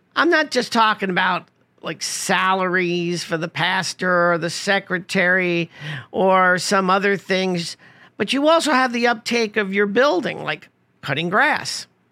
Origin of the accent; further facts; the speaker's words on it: New York City, New York, United States; growing up in Rosedale, Queens, located in New York City